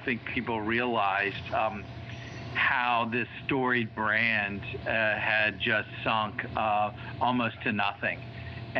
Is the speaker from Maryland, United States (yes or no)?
yes; D.C. area, Maryland, United States; moved away as an adult; also born or lived in Washington, D.C. / North Jersey; now in Wilmington, Delaware, United States; I was born in Washington, D.C., split time in the Maryland, D.C. area, my childhood, going from North Jersey and then back to the D.C. area